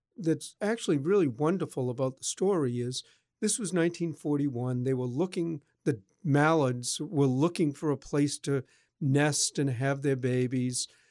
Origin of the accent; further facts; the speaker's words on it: Boston, Massachusetts, United States; I grew up in Boston